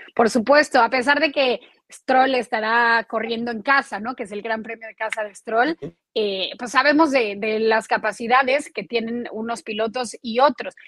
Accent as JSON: {"language": "Spanish", "region": "Mexico City", "country": "Mexico", "moved": "yes", "lives_now": "Florida, United States", "said": "nosotros como chilangos, es decir, como mexicanos de la Ciudad de México"}